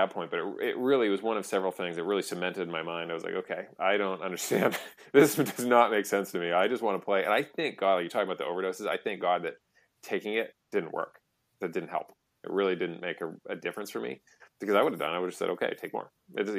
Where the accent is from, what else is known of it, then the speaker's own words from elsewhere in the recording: Massachusetts, United States; And I grew up outside Boston.